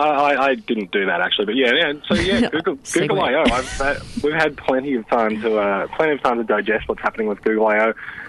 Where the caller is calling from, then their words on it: Sydney, New South Wales, Australia; I'm calling in from Sydney.